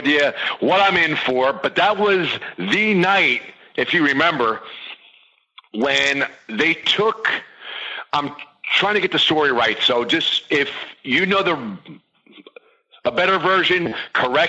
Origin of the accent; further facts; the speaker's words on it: New Jersey, United States; I'm from New Jersey